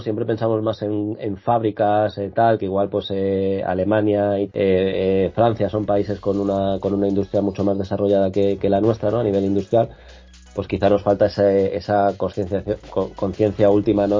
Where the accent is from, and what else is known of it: Spain